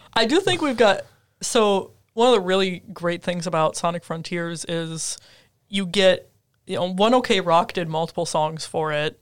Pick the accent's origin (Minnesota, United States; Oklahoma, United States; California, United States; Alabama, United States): Minnesota, United States; moved away; I grew up in Minnesota